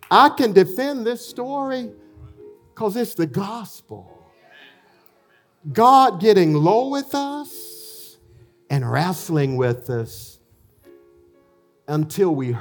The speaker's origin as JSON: {"language": "English", "town": "Elberton", "region": "Georgia", "country": "United States", "tie": "born or raised there", "also_born_or_lived": "Chicago", "moved": "as an adult", "said": "Fred, I grew up with in Alberton"}